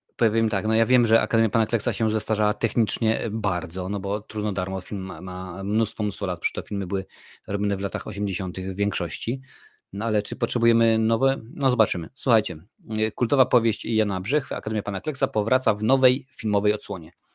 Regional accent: Lesser Poland, Poland; Jestem z Małopolski, u nas się mówi na polu

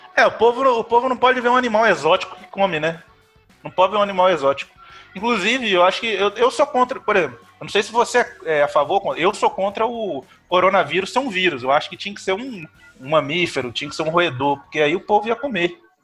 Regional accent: Carangola, Minas Gerais, Brazil; Eu sou de São Manuel do Boi

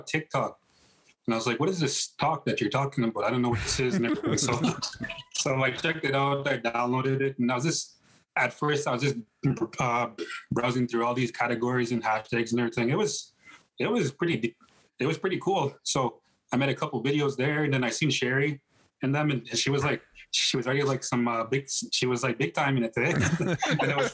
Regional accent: Canada; Come from Makwasegegan First Nation. I was born here. Treaty 6 Territory, Plains Cree

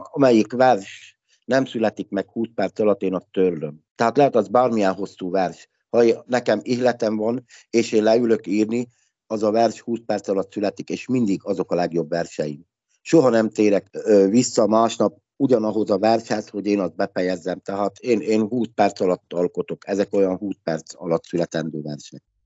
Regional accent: Lehnice, Trnava Region, Slovakia; first language Hungarian; also born or lived in Dunajská Streda; Hát Szlovákiából jövök, magyar ajkú vagyok

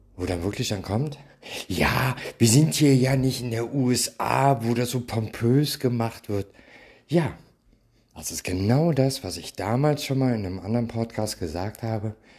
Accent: Germany; ich komme aus Deutschland

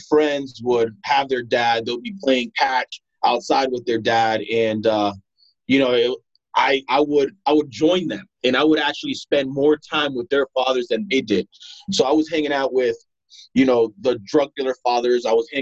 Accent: Broward County, Florida, United States; also born or lived in Providence, Rhode Island / Pompano Beach, Florida / Deerfield Beach, Florida; When I came here, I grew up pretty much here in Broward County, Florida

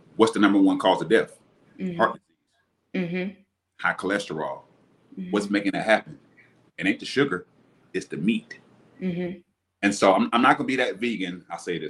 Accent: Alabama, United States; also born or lived in Tampa, Florida; I'm back in my hometown, Alabama

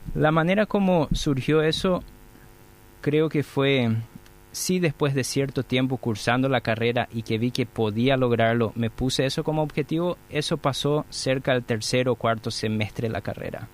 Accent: Santa Rita, Alto Paraná, Paraguay; moved away as an adult; now in Asunción, Paraguay; Vine de Santa Rita, estudié eh, en la Facultad de Ingeniería de la Universidad Nacional de Asunción y después decidí quedarme por Asunción

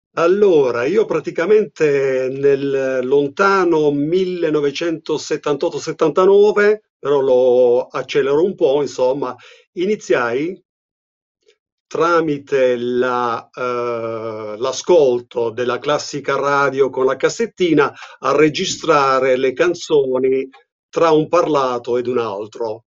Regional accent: Apulia, Italy; accent: pugliese; io sono pugliese, non so se si sente sì. dall'accento

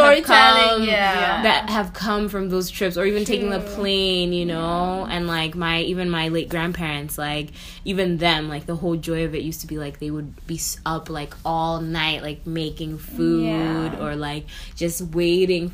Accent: New York, United States; also born or lived in Nairobi, Kenya; I grew up in New York. So New York is actually technically home

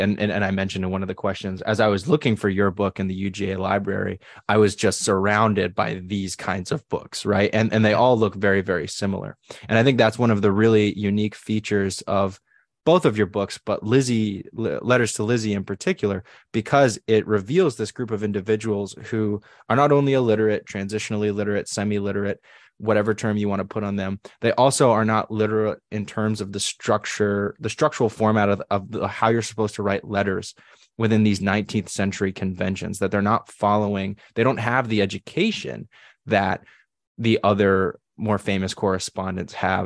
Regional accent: New England, United States; I grew up in New England

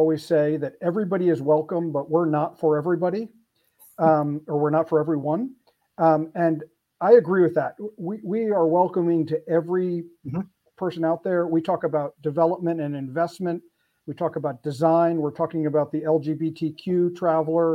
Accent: Philadelphia, Pennsylvania, United States; here in my hometown of Philly

